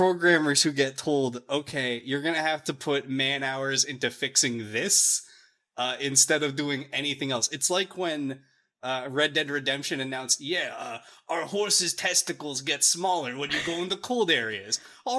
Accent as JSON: {"language": "English", "region": "New Jersey", "country": "United States", "said": "I'm from New Jersey."}